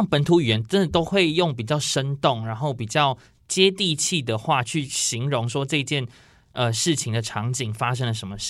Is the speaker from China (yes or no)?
no; Miaoli County, Taiwan; accent: Sixian Hakka; 因为我本身是苗栗人